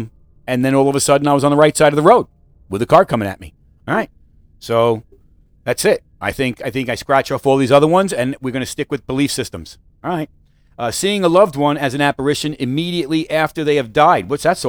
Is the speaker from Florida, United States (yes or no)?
no; Missouri, United States; I'm from Missouri, baby. Show me.